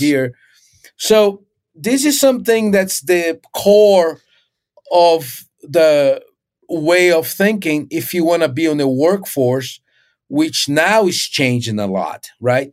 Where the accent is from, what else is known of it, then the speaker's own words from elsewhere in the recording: Recife, Pernambuco, Brazil; moved away as an adult; also born or lived in Rio de Janeiro, Brazil; I was born in Brazil, and I, I was in Recife, which is northeast.